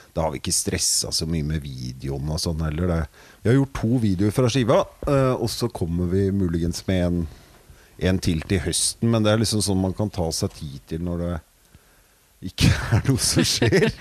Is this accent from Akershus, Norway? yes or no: yes; Vinterbro, Akershus, Norway; Jeg er fra Vinterbro